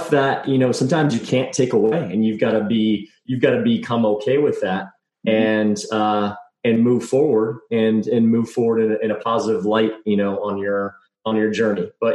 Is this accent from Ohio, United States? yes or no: no; Texas, United States; I grew up in Texas